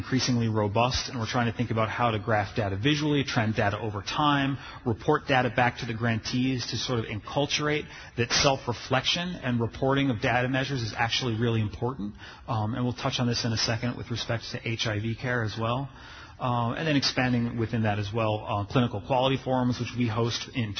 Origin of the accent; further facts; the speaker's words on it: Washington, District of Columbia, United States; my hometown of Washington, D.C.